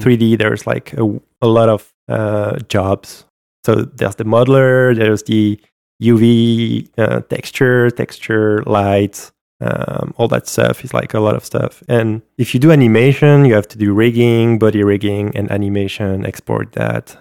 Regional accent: France; accent: French; English is a second language; my French accent

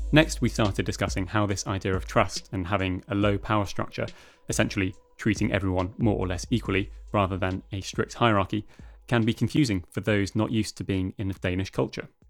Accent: United Kingdom; now in Denmark

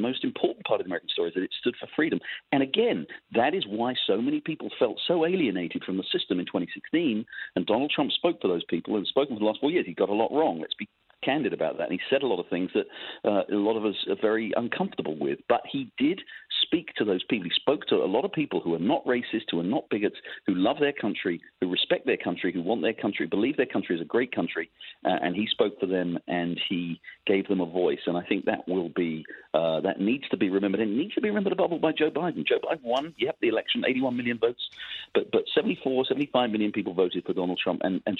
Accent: England, United Kingdom; moved away; You could tell from my voice, I'm an immigrant. I came here from England. I, you know, love this country.

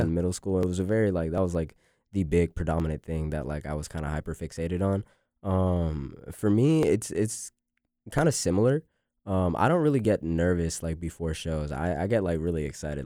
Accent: Raleigh, North Carolina, United States; also born or lived in Boston; now in Boone, United States; we came down here to Cary, um, and I grew up, like, mainly, like, between, like, Cary and Raleigh

